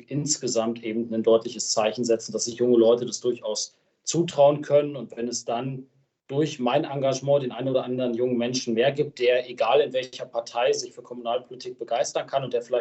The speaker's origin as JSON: {"language": "German", "town": "Lenglern", "region": "Lower Saxony", "country": "Germany", "tie": "born or raised there", "also_born_or_lived": "Göttingen", "said": "Ich bin ja auch gebürtiger Länglerner, geboren zwar in Göttingen, aber seit meinem dritten oder vierten Lebenstag wohne ich in Lenglern."}